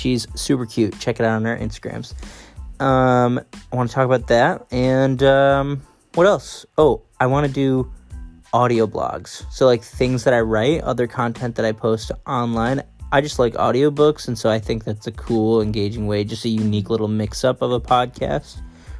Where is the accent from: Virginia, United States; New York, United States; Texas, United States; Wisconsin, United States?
New York, United States; Syracuse; now in West Coast, United States; so I'm originally from Syracuse, New York, for anyone who doesn't know. And I'm now living out on the West Coast